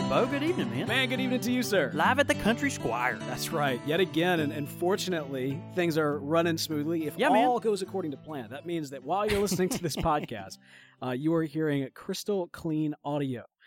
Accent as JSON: {"language": "English", "region": "Mississippi", "country": "United States", "said": "we are from Mississippi"}